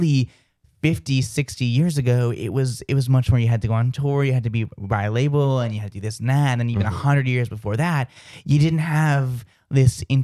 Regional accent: outside of Boston, Massachusetts, United States; I come from, like, outside of Boston, so saying all those R's is so weird for me.

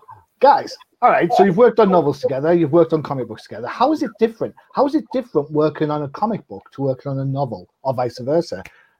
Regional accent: United Kingdom; I'm a Brit

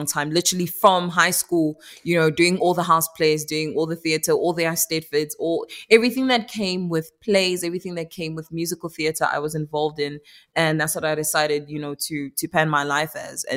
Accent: Pretoria, Gauteng, South Africa; South Africa is, where I was born and raised, but my heritage, my bloodline is Congolese

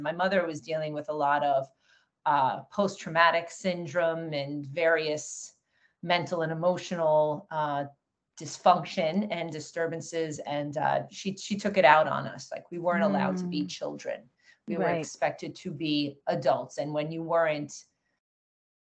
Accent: Long Island, New York, United States; I was born in New York, on Long Island, New York, middle-class family, middle of Long Island. My background growing up, you know, I had two brothers

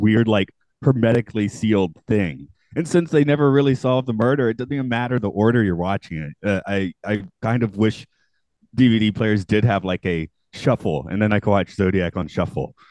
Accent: United States; I'm an American

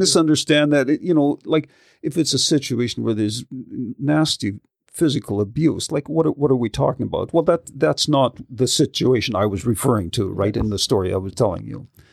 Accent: Yarrow, British Columbia, Canada; I grew up in Yarrow. So, you know, rural kind of country kid

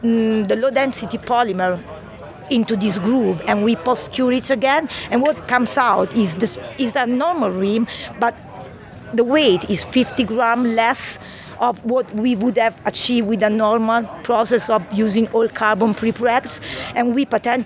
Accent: Italy; English is a second language; moved away as an adult; now in Brighton, United Kingdom

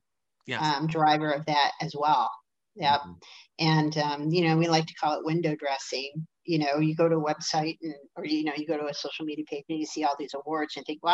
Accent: Detroit, Michigan, United States; I'm from Detroit

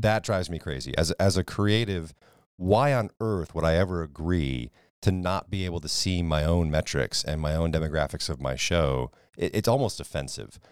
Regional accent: New England, United States; moved away; I grew up in New England

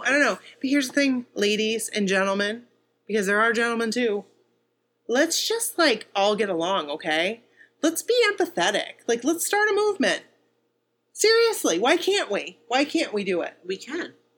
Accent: Bangor, Maine, United States; we're from Bangor.

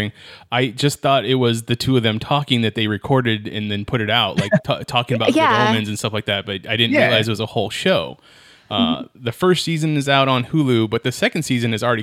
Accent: United States; I'm an American

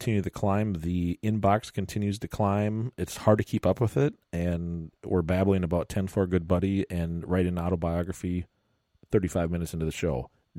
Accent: Burnsville, Minnesota, United States; I was from Burnsville.

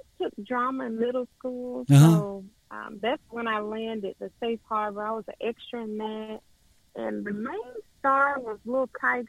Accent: Guantanamo Bay, Guantánamo, Cuba; born there; Yeah, I was born in Cuba. My father was in the military, so I was born there, and my little sister was born there.

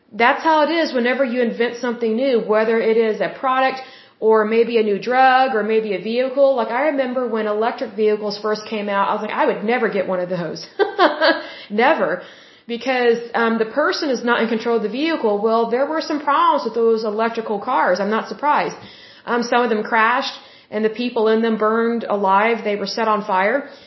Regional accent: Oklahoma, United States; I love my home state. I was born here

